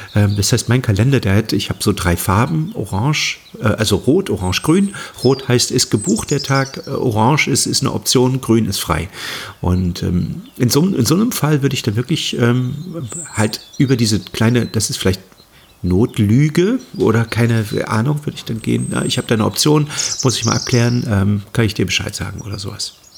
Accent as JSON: {"language": "German", "town": "Halle", "region": "Saxony-Anhalt", "country": "Germany", "tie": "born or raised there", "also_born_or_lived": "Hamburg", "moved": "as an adult", "lives_now": "Mecklenburg, Germany", "said": "ich bin im Osten geboren, im Osten aufgewachsen, bin mit 18 damals ähm, aus Halle an der Saale nach Hamburg, habe in Hamburg 30 Jahre gelebt und bin jetzt wieder zurück in den Osten nach Mecklenburg gezogen"}